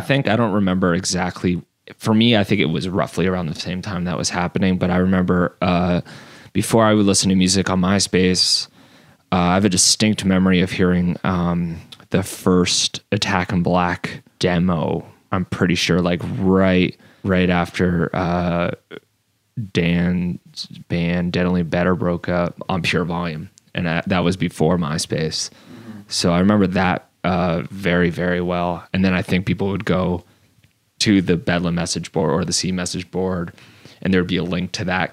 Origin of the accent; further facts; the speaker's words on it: Fonthill, Ontario, Canada; I grew up in Font Hill, which is kind of like a like a suburb